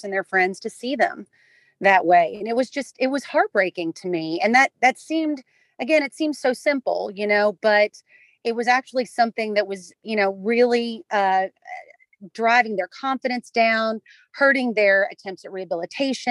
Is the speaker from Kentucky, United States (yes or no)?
yes; Kentucky, United States; the Commonwealth of Kentucky, which is my home state